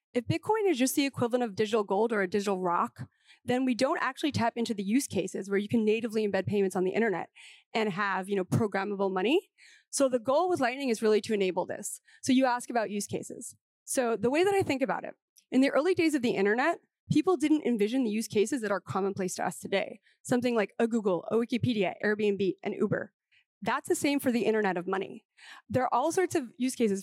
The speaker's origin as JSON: {"language": "English", "region": "New York", "country": "United States", "said": "as a New Yorker"}